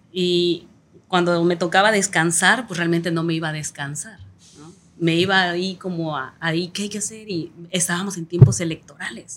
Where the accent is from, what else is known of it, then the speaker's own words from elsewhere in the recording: Tierra Colorada, Guerrero, Mexico; also born or lived in Chilpancingo; no había un lugar donde nacer en Tierra Colorada más que de partera